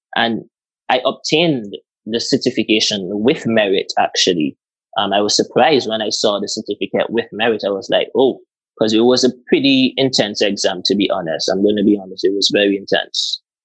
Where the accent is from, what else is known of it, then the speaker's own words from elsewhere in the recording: Antigua & Barbuda; moved away; I'm from Antigua